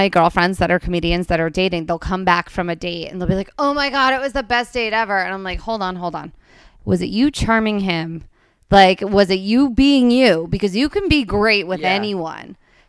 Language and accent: English; New Jersey, United States; So my jersey is New Jersey. That's where I'm from.